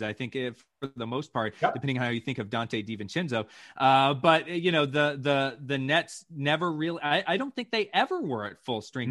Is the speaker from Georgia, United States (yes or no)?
yes; Atlanta, Georgia, United States; I grew up in Atlanta